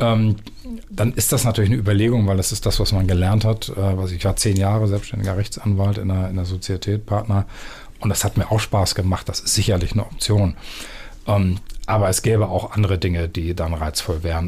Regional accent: Büsum, Schleswig-Holstein, Germany; moved away as an adult; also born or lived in Erpen near Osnabrück / Wilhelmshaven; now in Hamburg, Germany; ich bin in Dithmarschen im Büsum groß geworden

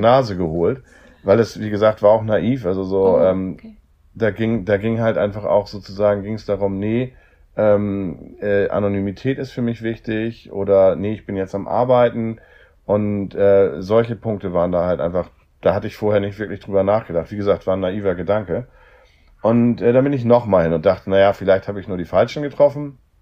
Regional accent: Hamburg, Germany; Ich komme aus Hamburg

